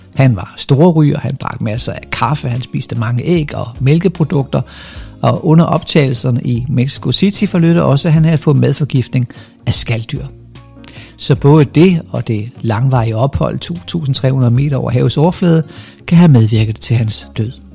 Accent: Funen, Southern Denmark, Denmark; hvad jeg er for en fynbo

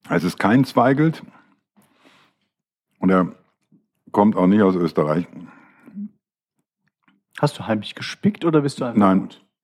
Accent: Düsseldorf, North Rhine-Westphalia, Germany; born there; bin ja geborener Düsseldorfer, wie ich schon des Öfteren gesagt habe.

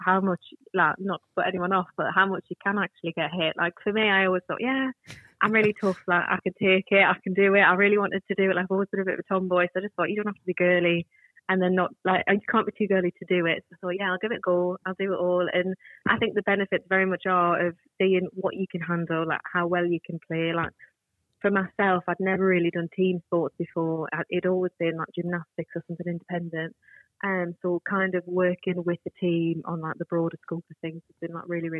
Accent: Washington, North East England, United Kingdom; accent: northern twang; now in Leamington, United Kingdom; No, not from Leamington. I'm from Washington in the northeast

